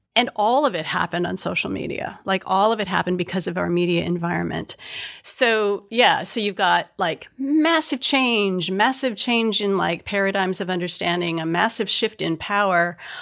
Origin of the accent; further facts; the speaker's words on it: Midwest, United States; I'm from the Midwest